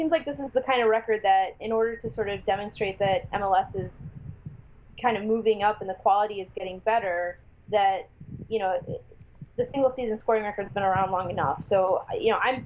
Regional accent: Michigan, United States; moved away; I'm from Michigan

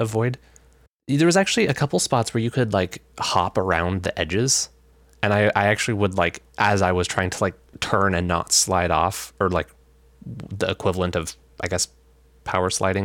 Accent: Alaska, United States; also born or lived in Olympia, Washington; now in Washington, United States; We're both originally from Alaska

